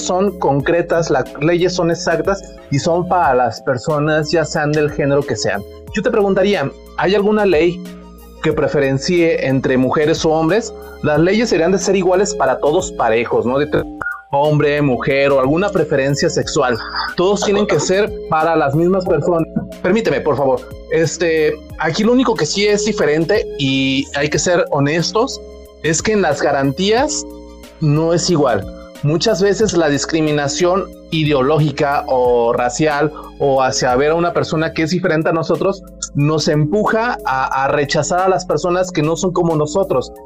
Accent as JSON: {"language": "Spanish", "country": "Mexico", "said": "así somos los mexicanos"}